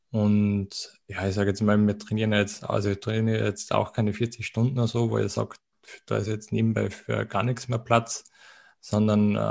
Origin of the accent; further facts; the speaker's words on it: Austria; wie man wahrscheinlich auch von der Aussprache, vom Dialekt ein bisschen äh, vermuten mag, ähm, ich komme aus Österreich.